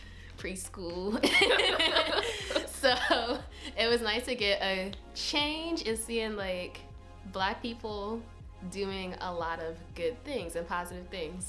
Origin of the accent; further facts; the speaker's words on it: Pennsylvania, United States; moved away as an adult; I'm from Pennsylvania, so I applied to a lot of in-state schools